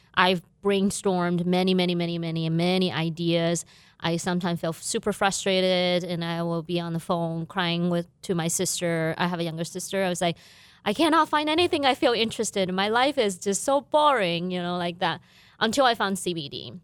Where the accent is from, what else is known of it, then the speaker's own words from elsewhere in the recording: southern China, China; moved away as an adult; also born or lived in Beijing; now in Fargo, United States; My family still live in my hometown city in southern China.